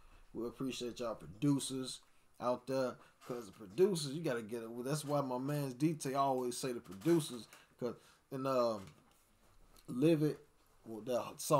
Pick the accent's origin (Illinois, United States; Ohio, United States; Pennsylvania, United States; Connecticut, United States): Illinois, United States; Chicago; I'm from Chicago, nigga. Like, I'm from the west side of Chicago. … I'm from the west side of Chicago, bro.